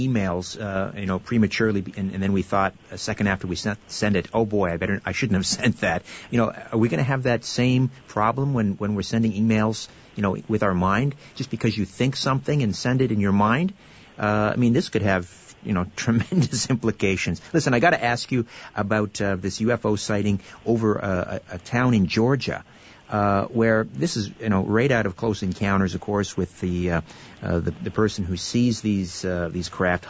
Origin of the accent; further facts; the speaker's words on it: Brantford, Ontario, Canada; Well, I'm from Brantford, Ontario, originally, which is the telephone city.